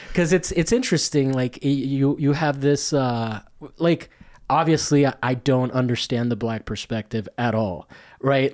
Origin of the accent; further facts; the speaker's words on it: Rome, Lazio, Italy; moved away; I grew up in Rome